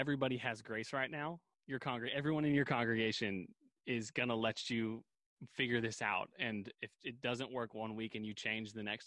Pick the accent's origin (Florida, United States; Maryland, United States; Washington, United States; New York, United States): Washington, United States; Seattle; also born or lived in Colorado Springs, Colorado; Growing up in the Seattle area after college and in high school and all that kind of stuff